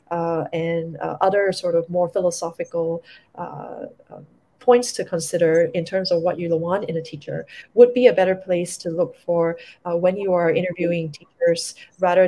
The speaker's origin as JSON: {"language": "English", "country": "Singapore", "said": "as a Singaporean"}